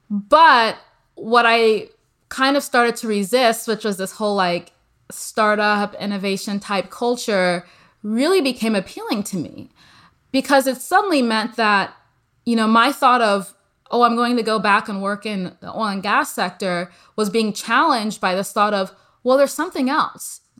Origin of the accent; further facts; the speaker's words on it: Midwest, United States; moved away as an adult; also born or lived in Nigeria / Texas; I came from the Midwest and then I was in Texas and working abroad.